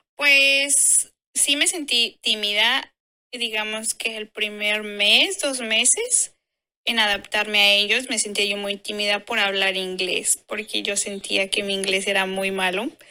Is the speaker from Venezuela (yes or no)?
no; Mexico; moved away as an adult; México, que es de donde yo soy